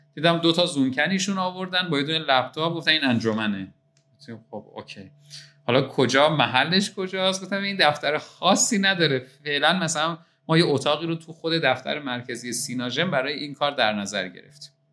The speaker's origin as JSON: {"language": "Persian", "town": "Qazvin", "region": "Qazvin Province", "country": "Iran", "tie": "born or raised there", "moved": "as an adult", "lives_now": "Tehran, Iran", "said": "در شهر قزوین به دنیا آمدم و همونجا تا 18 سالگی زندگی کردم"}